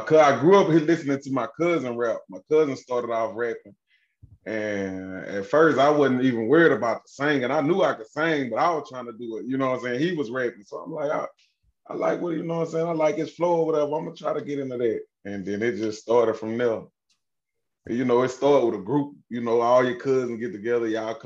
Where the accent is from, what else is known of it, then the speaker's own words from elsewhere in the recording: Kentwood, Louisiana, United States; I'm from Kentwood, Louisiana. Little small city, across the tracks, man, across the river, bro.